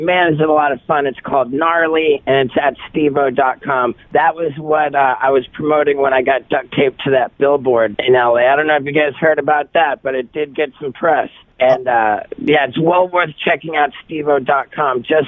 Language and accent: English; Miami, Florida, United States; Spent a lot of my formative years growing up in Miami